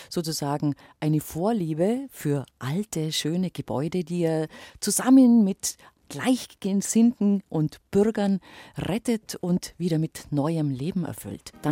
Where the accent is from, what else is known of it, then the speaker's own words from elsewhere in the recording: Leutkirch, Baden-Württemberg, Germany; dass dieses Stück von meiner Stadt, von meiner Heimatstadt, von meiner Region, dass das erhalten bleibt.